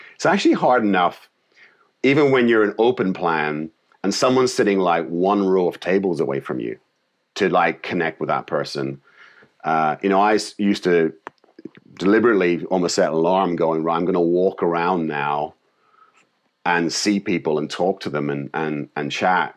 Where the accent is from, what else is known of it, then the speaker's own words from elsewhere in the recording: Northern Ireland, United Kingdom; moved away; I came from Ireland, Northern Ireland